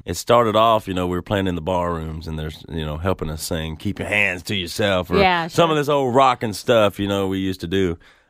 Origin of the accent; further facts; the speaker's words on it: Mississippi, United States; I'm from Mississippi.